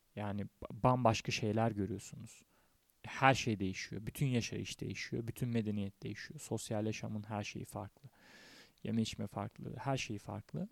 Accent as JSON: {"language": "Turkish", "country": "Turkey"}